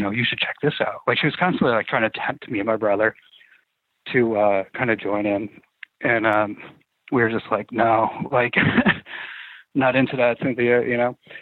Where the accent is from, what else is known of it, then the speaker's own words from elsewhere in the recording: outside Saratoga Springs, upstate New York, United States; I grew up in upstate New York, actually, uh, right outside of Saratoga Springs